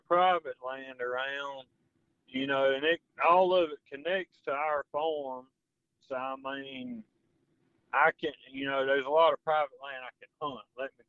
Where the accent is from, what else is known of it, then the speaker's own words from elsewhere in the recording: Texas, United States; Well, I'm from Texas, and I don't like dog hunting.